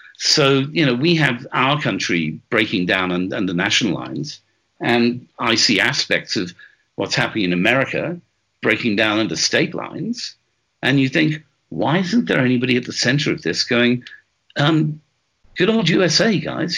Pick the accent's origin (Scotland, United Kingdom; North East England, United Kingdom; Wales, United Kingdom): Wales, United Kingdom; I'm Welsh